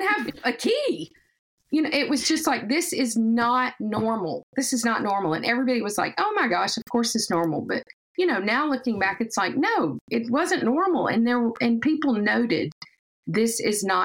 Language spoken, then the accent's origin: English; the South, United States; accent: Southern; moved away; accent, we're from the South.